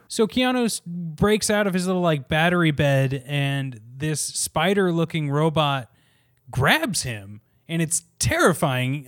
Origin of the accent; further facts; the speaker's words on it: Kansas, United States; moved away as an adult; now in New York, United States; I am originally from Kansas